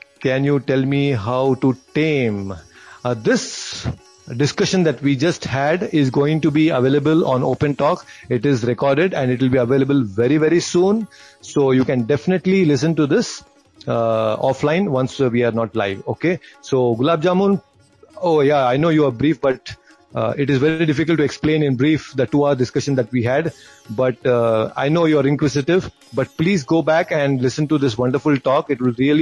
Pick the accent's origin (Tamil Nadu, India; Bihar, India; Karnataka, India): Karnataka, India; Bangalore; I'm from Bangalore